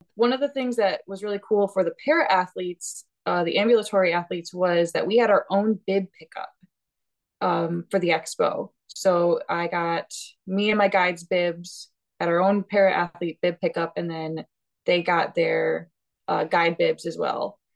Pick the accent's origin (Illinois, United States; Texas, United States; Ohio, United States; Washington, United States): Illinois, United States; moved away; I am originally from Illinois.